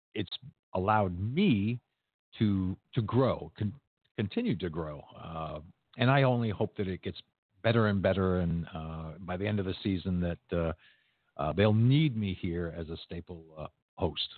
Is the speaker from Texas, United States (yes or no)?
no; Maine, United States; now in Orlando, United States; I grew up in Maine.